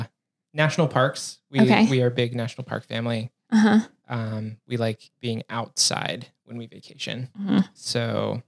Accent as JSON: {"language": "English", "region": "Western North Carolina", "country": "United States", "tie": "born or raised there", "moved": "yes", "lives_now": "Maryland, United States", "said": "I've been in Maryland for a lot longer now at this point, but yes. Yeah. I mean, I grew up in Western North Carolina, so always typically had four seasons, but also like have lived at the mountains, have lived at the beach"}